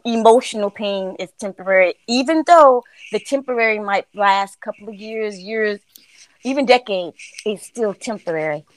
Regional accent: Florida, United States; I'm um from Florida

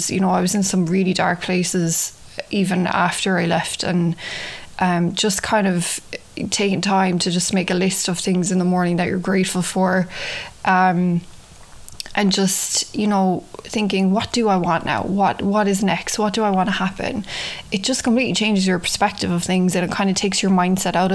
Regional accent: Ireland; moved away as an adult; now in New York, United States; I'm from Ireland, if you can tell from the accent. I've been living in New York for 9 years now.

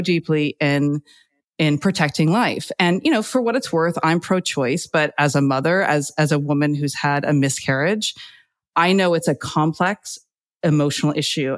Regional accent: United States; moved away as an adult; now in United Kingdom; as an American, you know, growing up around, you know, the Bill Clinton time

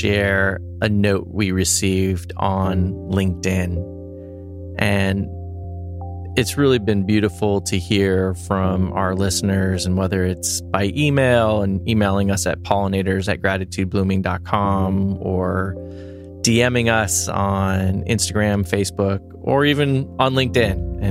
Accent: Los Angeles, California, United States; I grew up here in Los Angeles

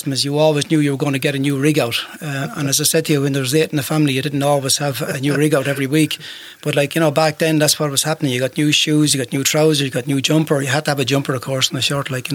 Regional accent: Clara, Offaly, Ireland; So I was the only one who was actually born in Offaly

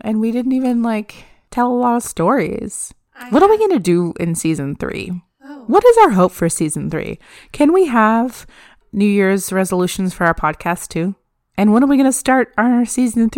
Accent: United States; also born or lived in Canada; I'm so American

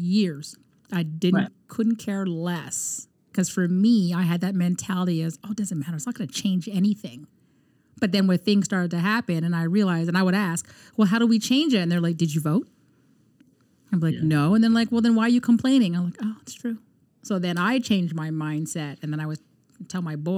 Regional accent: Canada; we're Canadian citizens

